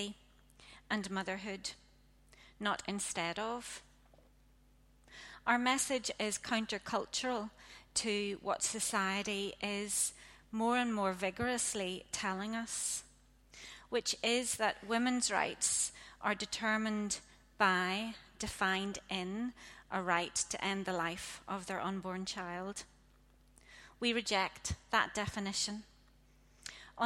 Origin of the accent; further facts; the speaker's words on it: Ards Peninsula, Northern Ireland, United Kingdom; I grew up in the Ards Peninsula